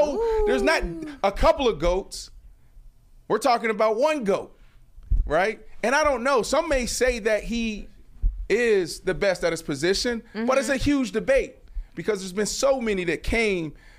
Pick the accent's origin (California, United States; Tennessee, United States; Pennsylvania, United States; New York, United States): Pennsylvania, United States; Pittsburgh; I grew up in Pittsburgh.